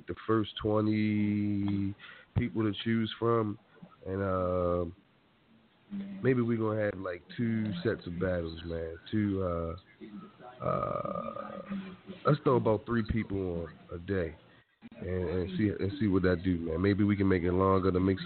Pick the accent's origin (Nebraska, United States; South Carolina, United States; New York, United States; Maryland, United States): Maryland, United States; Baltimore; now in Las Vegas, United States; Born and raised in Baltimore. Let's be clear. West Side